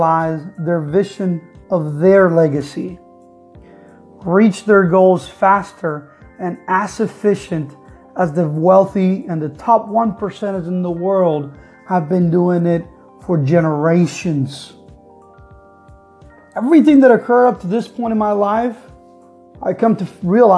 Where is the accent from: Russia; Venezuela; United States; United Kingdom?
Venezuela; Caracas, Capital District; moved away as an adult; I am from Venezuela, Caracas, Venezuela